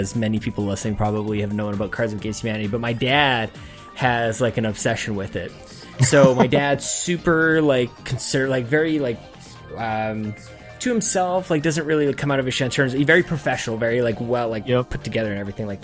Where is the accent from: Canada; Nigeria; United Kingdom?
Canada; I'm adopting as a Canadian